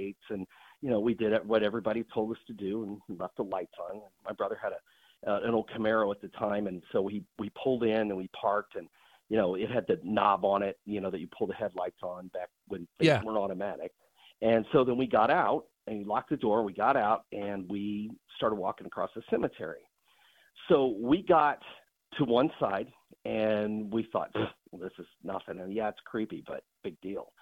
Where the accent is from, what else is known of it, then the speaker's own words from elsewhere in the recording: Illinois, United States; I grew up in Illinois